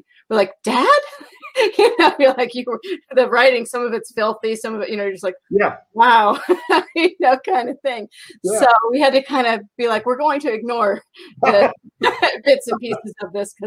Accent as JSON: {"language": "English", "region": "Iowa", "country": "United States", "tie": "born or raised there", "also_born_or_lived": "Minnesota", "said": "we were raised in Iowa"}